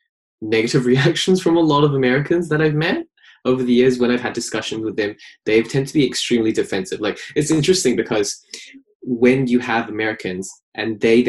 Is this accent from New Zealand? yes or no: yes; New Zealand; as a New Zealander